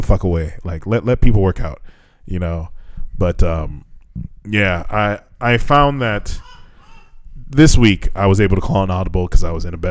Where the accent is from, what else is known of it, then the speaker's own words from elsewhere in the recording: United States; now in Japan; from America